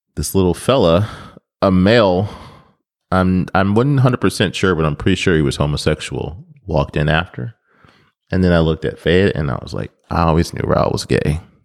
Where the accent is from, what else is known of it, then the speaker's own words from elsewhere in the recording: Nebraska, United States; now in Memphis, United States; I grew up in Nebraska